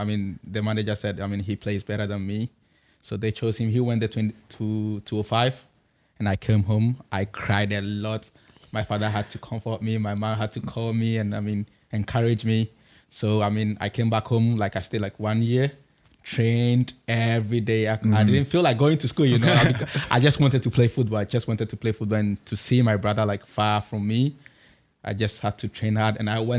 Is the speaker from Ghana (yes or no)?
yes; Accra, Greater Accra, Ghana; I'm from Accra.